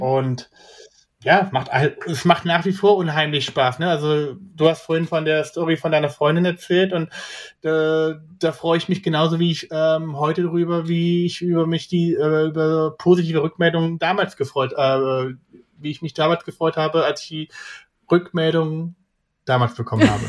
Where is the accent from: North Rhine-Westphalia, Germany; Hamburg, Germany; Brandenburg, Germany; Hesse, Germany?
Hesse, Germany; Kassel; moved away as an adult; now in Frankfurt, Germany; ich bin ja in Kassel aufgewachsen, aber bis 2005 äh, bis 2015 in Kassel gelebt.